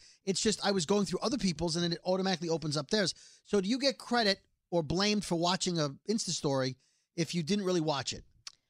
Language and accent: English; United States; I'm an American.